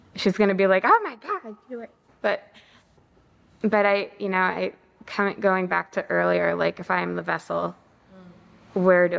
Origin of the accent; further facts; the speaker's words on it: United States; I was raised to believe are true as an American